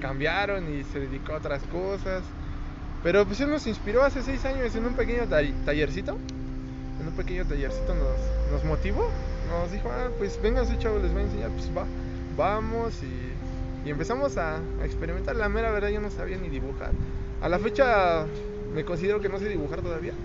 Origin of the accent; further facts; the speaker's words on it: Toluca, State of Mexico, Mexico; Somos aquí originarios de Toluca